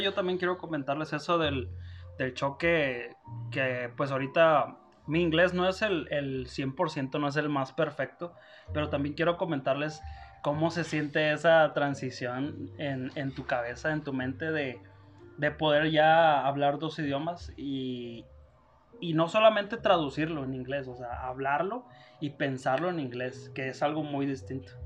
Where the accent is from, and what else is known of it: Monterrey, Nuevo León, Mexico; moved away as an adult; now in Denver, United States